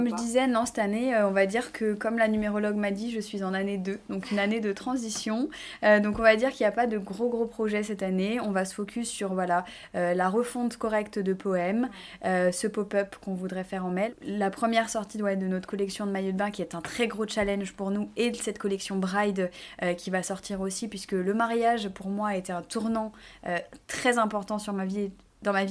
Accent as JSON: {"language": "French", "area": "Burgundy", "region": "Bourgogne-Franche-Comté", "country": "France", "also_born_or_lived": "Nancy", "moved": "as an adult", "said": "Donc je viens de Bourgogne"}